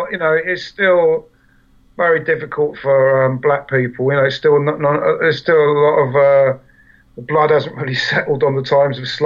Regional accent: England, United Kingdom; the lucky thing about England was we uh, we still have an extremely multiracial society here.

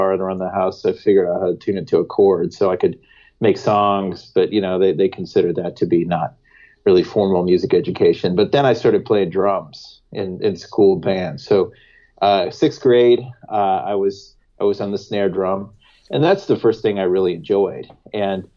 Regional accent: Bloomington, Indiana, United States; So I grew up in Bloomington, Indiana, and my parents are professors at Indiana University

